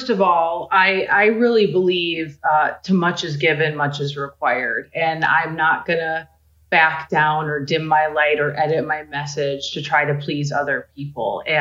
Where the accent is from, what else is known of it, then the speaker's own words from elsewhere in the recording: Midwest, United States; I'm a girl from the Midwest who didn't grow up with a lot.